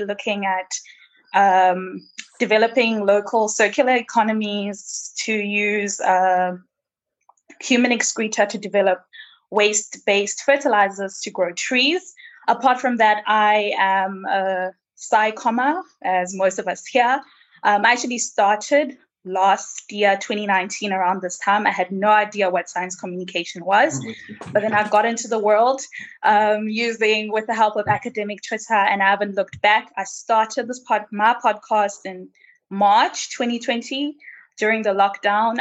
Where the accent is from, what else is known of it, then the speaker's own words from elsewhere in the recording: Malawi; moved away as an adult; now in South Africa; I am from Malawi, but I'm currently based in South Africa where I am doing my PhD